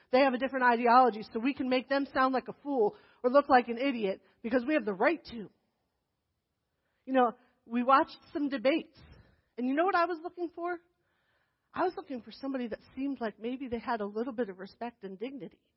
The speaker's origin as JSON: {"language": "English", "region": "New Jersey", "country": "United States", "tie": "born there", "said": "No, but I was born in New Jersey. I promise. I belong here. I'm from here."}